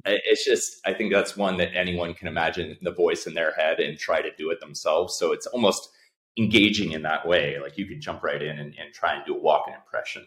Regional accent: Bay Area, California, United States; I grew up in the Bay Area

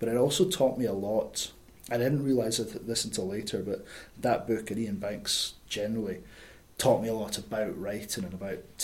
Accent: Scotland, United Kingdom; moved away; I'm definitely a Scottish writer. There's a lot in my writing and in my voice that is Scottish

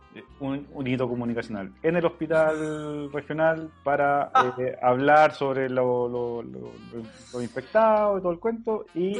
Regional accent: Chile; como chileno

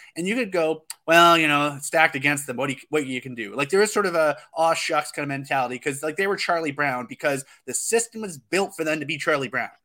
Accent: Calgary, Alberta, Canada; I was born in Calgary

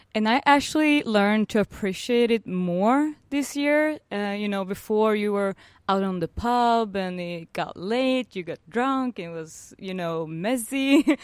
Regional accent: Norrköping, Östergötland, Sweden; I'm originally from a small town called Norrköping

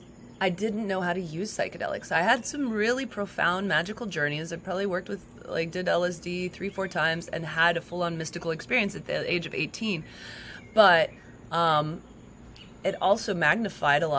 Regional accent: Las Vegas, Nevada, United States; moved away; also born or lived in San Francisco; I grew up in Las Vegas

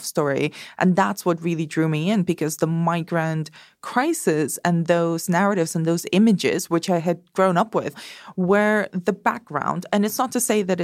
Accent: Spain; moved away; I grew up in Spain

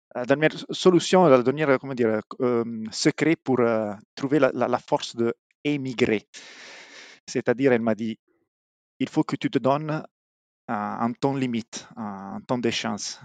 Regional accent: Apulia, Italy; French is a second language; moved away as an adult; also born or lived in Milan; now in Montreal, Canada; je viens d'Épouille

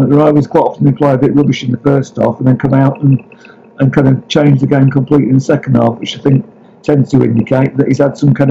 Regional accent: Blackburn, North West England, United Kingdom; also born or lived in Liverpool / Bournemouth; I was born in Liverpool because um, basically I was adopted um, as a as a kind of baby, basically. So. Uh, Bournemouth then brought to Blackburn by my parents.

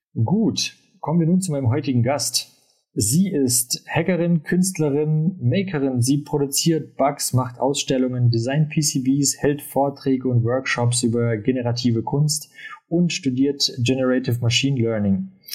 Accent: Ulm, Baden-Württemberg, Germany; moved away; also born or lived in Munich; ich bin ja eigentlich aus Ulm

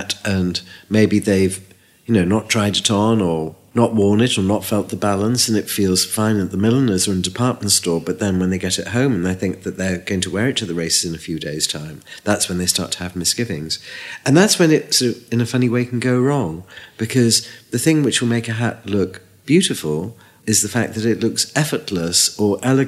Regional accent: Liverpool, North West England, United Kingdom; moved away; also born or lived in London; I came from Liverpool and it was 40% unemployment.

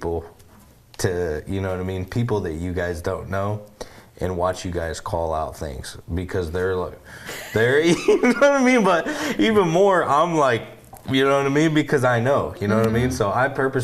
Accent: United States; I'm from the United States

